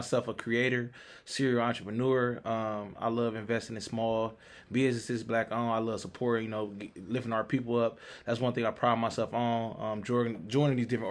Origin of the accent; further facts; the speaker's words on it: Cleveland, Ohio, United States; also born or lived in Columbus; growing up in Cleveland, we don't live in the best communities sometimes